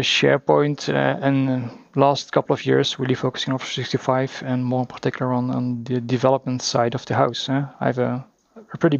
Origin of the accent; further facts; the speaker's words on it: Belgium; we drink our own Belgian beers